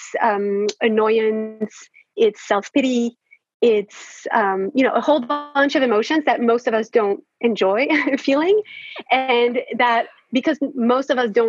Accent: France; I am French. I was born and raised in France.

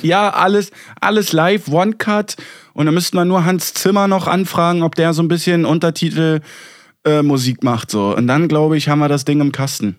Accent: Berlin, Germany; ich als Berliner

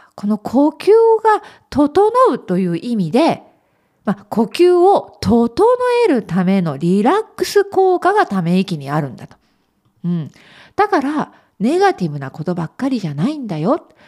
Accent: Okayama, Japan; now in Belfast, United Kingdom; 私のふるさと 岡山県

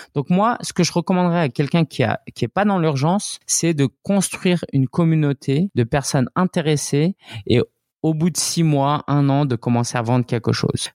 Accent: France; also born or lived in Shanghai; je suis né, j'ai grandi en France

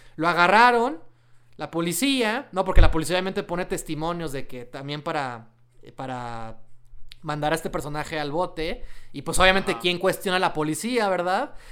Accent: Mexico; somos mexicanos

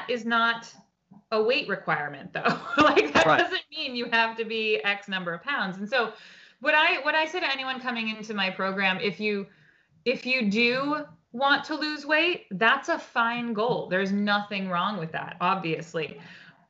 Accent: Portsmouth, New Hampshire, United States; moved away as an adult; also born or lived in New York City; I grew up in Portsmouth

